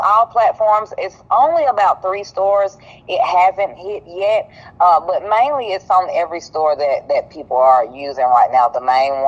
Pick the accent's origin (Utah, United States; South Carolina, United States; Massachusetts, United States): South Carolina, United States; Greenville; I am from Greenville, South Carolina